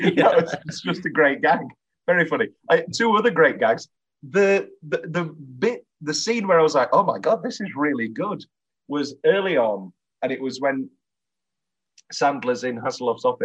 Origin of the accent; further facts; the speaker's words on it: United Kingdom; we're obviously British